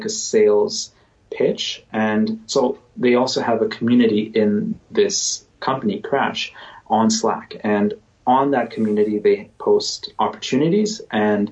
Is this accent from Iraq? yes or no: no; Canada; I'm Canadian. I live in Canada